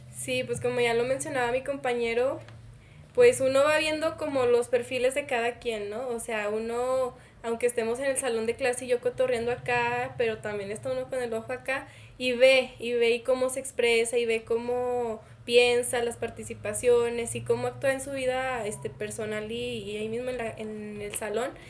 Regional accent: Jerez, Zacatecas, Mexico; moved away as an adult; now in Zacatecas, Mexico; yo vengo de Jerez, de, una, de un CETIS, donde la comunidad estudiantil éramos como 600

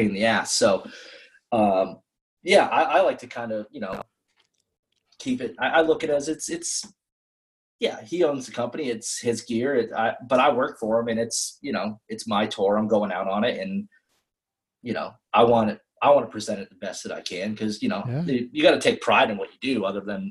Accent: New Hampshire, United States; I'm from New Hampshire

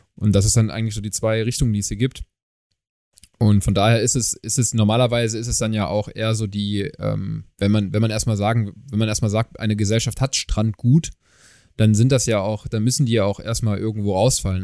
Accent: Germany; wir kommen aus Deutschland. Wir haben einen deutschen Pass

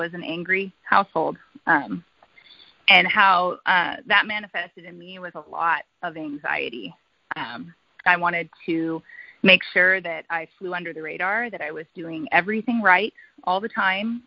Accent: United States; I'm from Washington

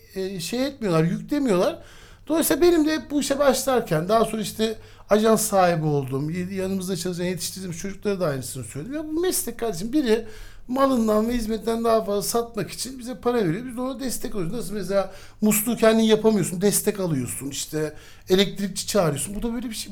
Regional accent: Istanbul, Turkey; 1977'de ee, İstanbul'da Zeynep Kamil Hastanesi'nde doğdum

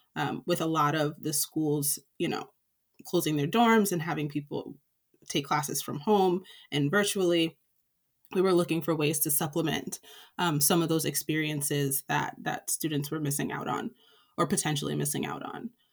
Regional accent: Springfield, Massachusetts, United States; moved away as an adult; also born or lived in Philadelphia; I grew up in Springfield, Massachusetts, uh, which is the western part of the state along the Connecticut River.

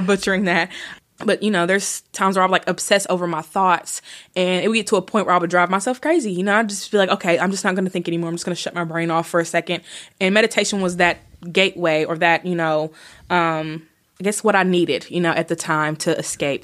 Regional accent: Bowling Green, Kentucky, United States; I was born in Bowling Green, Kentucky

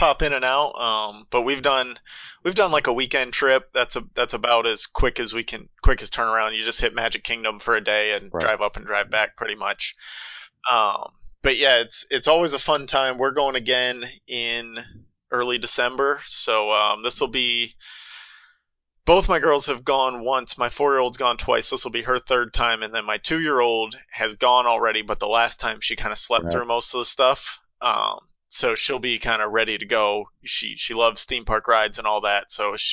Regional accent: Florida, United States; I am from Florida

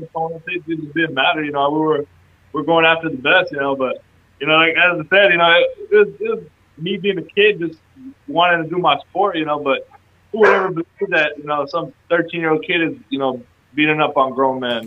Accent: Texas, United States; my hometown

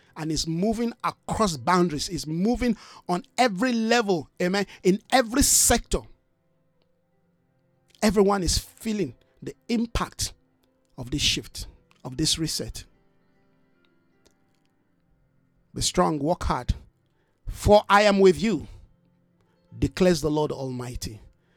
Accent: South Africa; our own national identity of South Africa

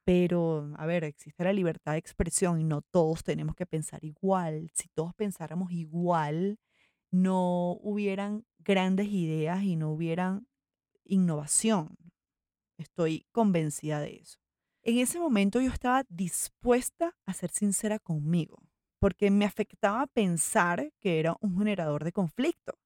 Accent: Venezuela; moved away as an adult; now in Medellín, Colombia; Yo soy venezolana, vivo en Colombia desde hace seis años

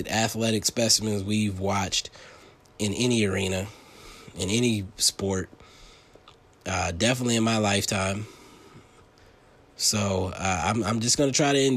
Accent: Delaware, United States; moved away; my home state in Delaware

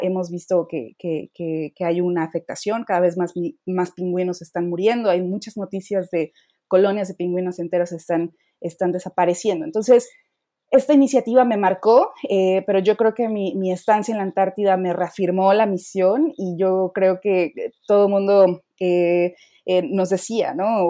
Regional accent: Mexico; soy la primera mexicana que participa en la iniciativa

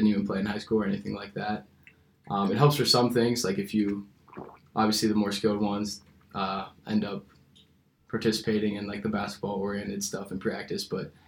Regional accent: Pittsburgh, Pennsylvania, United States; moved away as an adult; now in Columbus, United States; I'm from Pittsburgh, Pennsylvania

